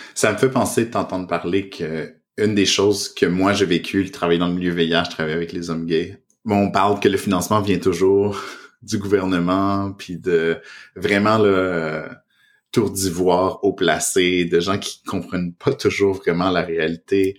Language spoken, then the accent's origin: French; Canada; first language French; moved away as an adult; also born or lived in Montreal, Canada; now in Toronto, Canada; on est au Canada, je suis francophone